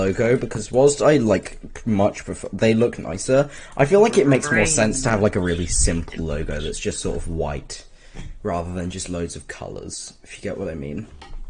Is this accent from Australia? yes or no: yes; Australia; I'm Australian and still said innit.